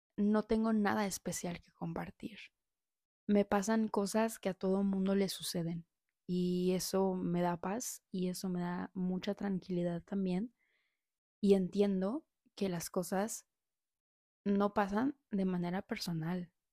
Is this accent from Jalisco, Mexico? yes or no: no; Saltillo, Coahuila, Mexico; moved away as an adult; now in Puebla, Mexico; vengo de Saltillo